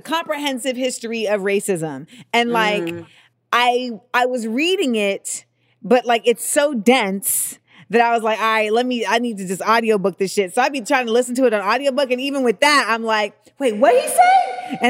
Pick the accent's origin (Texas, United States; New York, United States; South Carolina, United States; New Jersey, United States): New York, United States; accent: New York; my New York accent